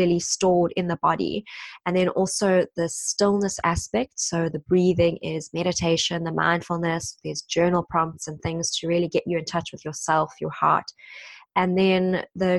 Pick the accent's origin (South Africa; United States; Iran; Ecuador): South Africa; moved away as an adult; now in London, United Kingdom; I'm South African and I've been in London now for the past 7 years almost